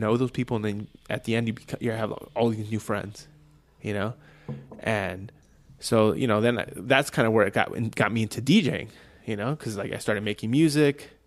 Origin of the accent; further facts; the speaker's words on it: Downey, California, United States; now in Reno, United States; I was born in Los Angeles, Downey, California